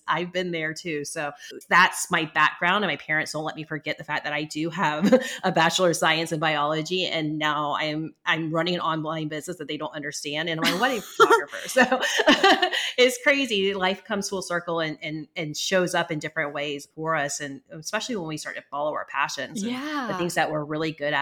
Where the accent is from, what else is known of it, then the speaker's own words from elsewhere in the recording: Charleston, United States; moved away; also born or lived in Massachusetts; I'm from Charleston.